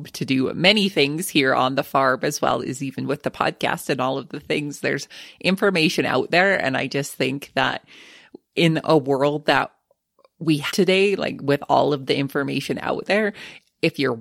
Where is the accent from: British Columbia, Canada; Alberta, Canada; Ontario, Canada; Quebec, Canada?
Alberta, Canada; Lethbridge; My hometown of 95,000 people